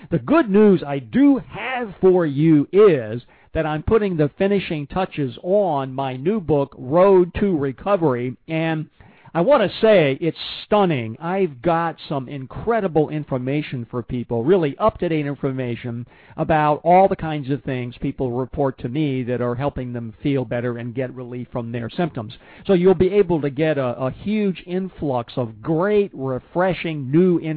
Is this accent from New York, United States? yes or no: yes; Schenectady, New York, United States; also born or lived in Washington, D.C. / Puerto Rico; I was born in Washington, D.C. in 1946. My father was in the military at the time as a major, we then moved to Schenectady, New